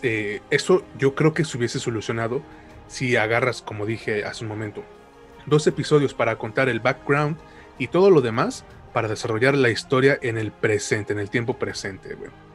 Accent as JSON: {"language": "Spanish", "country": "Mexico", "said": "yo soy mexicano"}